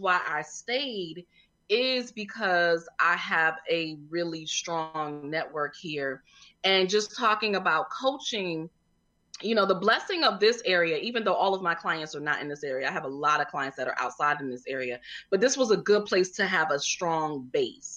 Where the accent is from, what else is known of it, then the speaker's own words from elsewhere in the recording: Connecticut, United States; moved away as an adult; now in Washington, D.C., United States; I'm originally from Connecticut. I came here cause I went to the original, the only HU, Howard University